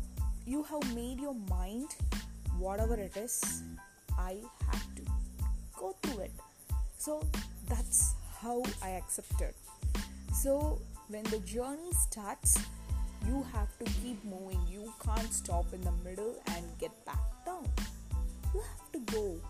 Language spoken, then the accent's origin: English; Coimbatore, Tamil Nadu, India; from Coimbatore